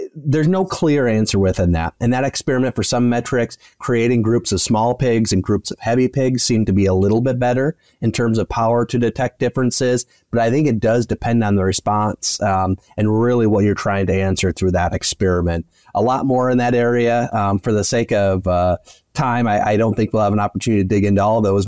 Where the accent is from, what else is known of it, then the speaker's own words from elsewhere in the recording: West Michigan, United States; moved away as an adult; now in Kansas, United States; I grew up in West Michigan on a small family farm and then came out to Kansas State